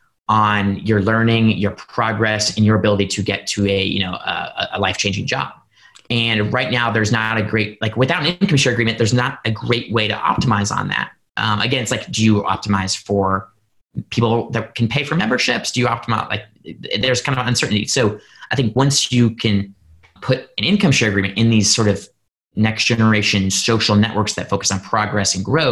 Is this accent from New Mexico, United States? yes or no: no; Indiana, United States; Purdue University in my home state of Indiana